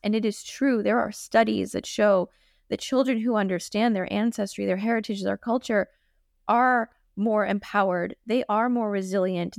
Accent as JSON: {"language": "English", "town": "Boston", "region": "Massachusetts", "country": "United States", "tie": "born or raised there", "said": "I grew up in Boston in a family that very much pressed our Asianness"}